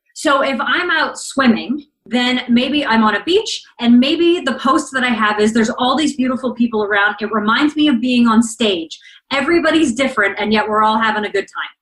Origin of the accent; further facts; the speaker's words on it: Canada; So I'm Canadian and I live relatively close to the American border.